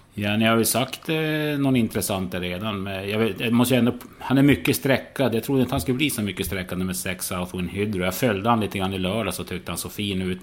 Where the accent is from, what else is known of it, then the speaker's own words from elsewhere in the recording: Norrland, Sweden; jag ju som norrlänning